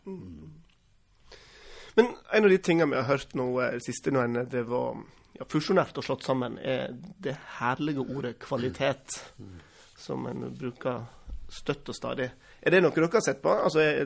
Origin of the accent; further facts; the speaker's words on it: Western Norway, Vestland, Norway; moved away; Jeg vokste opp innerst i en fjord på Vestlandet på 80-tallet